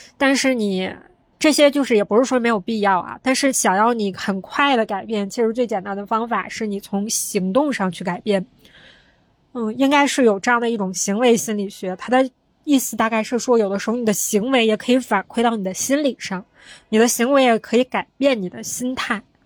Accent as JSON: {"language": "Chinese", "region": "Northeast China", "country": "China", "accent": "Northeastern (Dongbei)", "said": "用我们东北话说讲究他"}